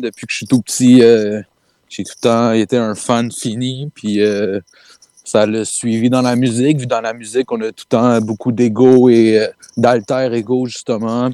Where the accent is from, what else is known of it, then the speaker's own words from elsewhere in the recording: Saint-Hubert, Quebec, Canada; Saint-Hubert, man, euh, born and raised